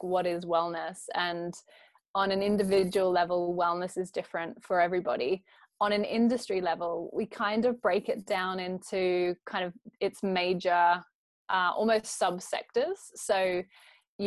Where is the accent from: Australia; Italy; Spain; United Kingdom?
Australia; accent: Aussie; moved away; I grew up in Australia